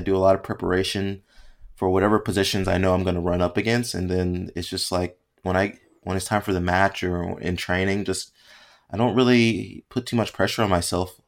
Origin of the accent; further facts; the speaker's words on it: United States; growing up in America, you play, like, football, American football, play baseball and basketball